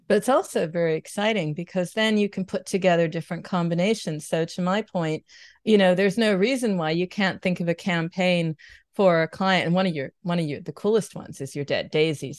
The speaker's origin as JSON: {"language": "English", "country": "United States", "moved": "as an adult", "lives_now": "Germany", "said": "I'm based near Cologne. I'm American living here."}